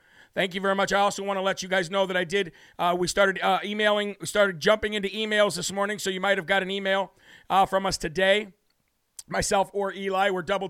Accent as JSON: {"language": "English", "region": "New Hampshire", "country": "United States", "said": "This is Live from America, and … from the Live Free or Die state of New Hampshire."}